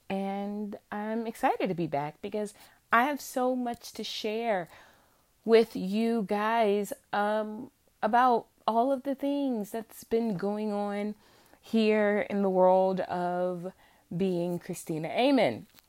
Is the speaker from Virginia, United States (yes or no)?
yes; central Virginia, United States; born and raised in Virginia, still living in Virginia